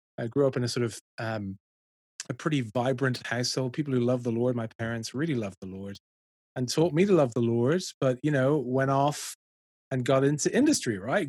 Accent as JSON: {"language": "English", "town": "Dublin", "region": "Leinster", "country": "Ireland", "also_born_or_lived": "London", "moved": "as an adult", "said": "I'm from Dublin, worked in London"}